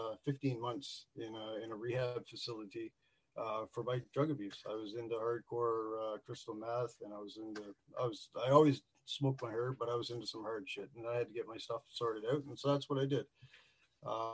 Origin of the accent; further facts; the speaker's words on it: Newfoundland and Labrador, Canada; also born or lived in Southern Ontario; now in Northern Ontario, Canada; I was born in Labrador City, way up in the middle of nowhere. I lived there for a few years, and then I ended up moving to Newfoundland. So I'm a Newfie. Lived there for about 6 to 16